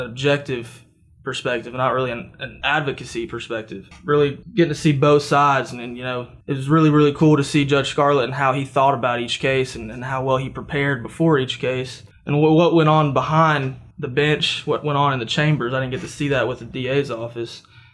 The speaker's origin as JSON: {"language": "English", "town": "Murfreesboro", "region": "Tennessee", "country": "United States", "said": "I'm from Riverdale High School here in Murfreesboro, Tennessee"}